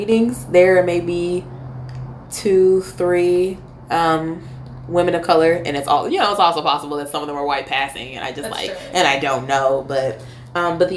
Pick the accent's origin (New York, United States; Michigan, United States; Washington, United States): Michigan, United States; moved away as an adult; also born or lived in Florida; I am from Michigan.